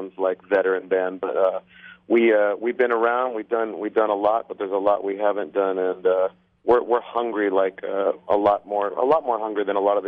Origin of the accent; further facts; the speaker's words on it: Hawaii, United States; born or raised there; moved away